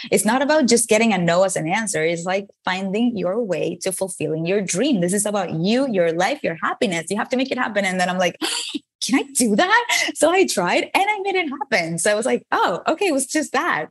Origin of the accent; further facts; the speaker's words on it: Venezuela; English is a second language; moved away as an adult; now in United States; I moved from Venezuela, where I was born, to the United States to study a career in advertising.